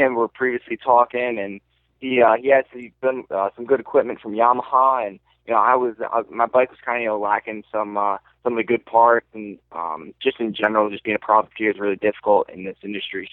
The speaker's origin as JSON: {"language": "English", "region": "New York", "country": "United States", "said": "I'm from New York"}